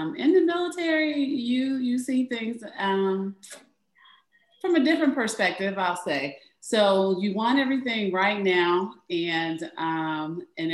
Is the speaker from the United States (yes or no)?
yes; Erie, Pennsylvania, United States; I'm from Erie, but Pennsylvania